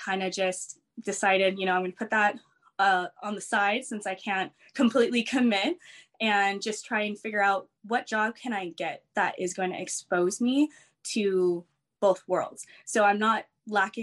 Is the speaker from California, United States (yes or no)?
yes; Lake Elsinore, California, United States; also born or lived in Torrance, California; I grew up I was born in Torrance, California, moved to Lake Elsinore. So like Riverside area. So I've pretty much been in the same area in Southern California for a while.